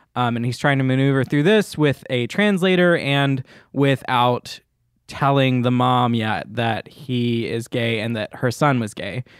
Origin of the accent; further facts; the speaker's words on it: Munford, Tennessee, United States; I'm from like north of Memphis, Tennessee, but it's from a town that no one will know